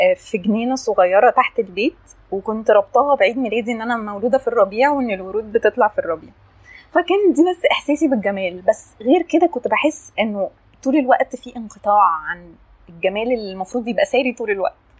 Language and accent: Arabic; Asyut, Asyut Governorate, Egypt; moved away as an adult; also born or lived in London; now in Cairo, Egypt; انا اتربيت في اسيوط